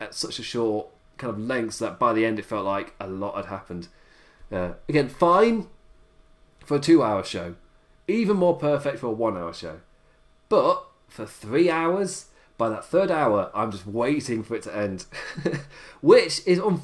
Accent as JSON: {"language": "English", "region": "England", "country": "United Kingdom", "said": "being English"}